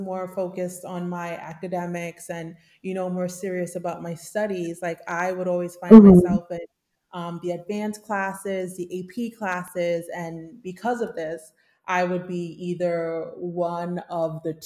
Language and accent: English; New York City, New York, United States; I grew up in Coney Island